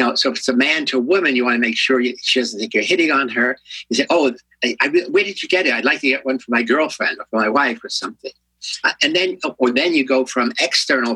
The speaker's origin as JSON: {"language": "English", "region": "New York", "country": "United States", "moved": "as an adult", "lives_now": "San Francisco, United States", "said": "I'm a New Yorker"}